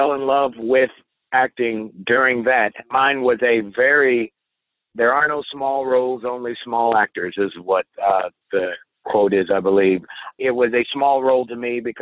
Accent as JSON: {"language": "English", "town": "Indianapolis", "region": "Indiana", "country": "United States", "tie": "born or raised there", "said": "a community college in my hometown of Indianapolis"}